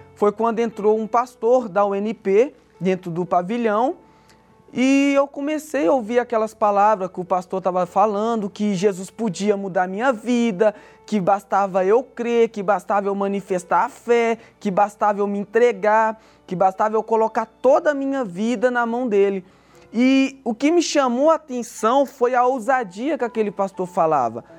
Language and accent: Portuguese; Belo Horizonte, Minas Gerais, Brazil; sou natural de Minas Gerais, Belo Horizonte.